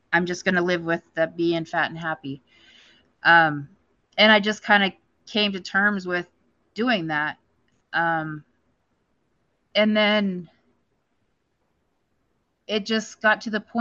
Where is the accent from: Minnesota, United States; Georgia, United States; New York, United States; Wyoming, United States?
Wyoming, United States; Powell; I live in Powell, Wyoming. I've been here in Powell since I was a freshman in high school. You know, this is my hometown. This is where I'm from.